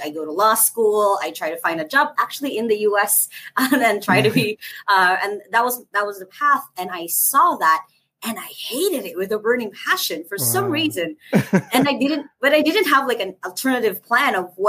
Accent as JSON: {"language": "English", "country": "Philippines", "said": "I'm from the Philippines. I'm in the Philippines. I'm in Cebu City, Philippines"}